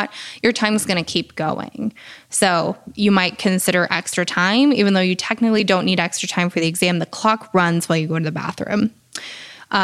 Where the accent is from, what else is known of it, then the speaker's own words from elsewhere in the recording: New Hampshire, United States; I'm from New Hampshire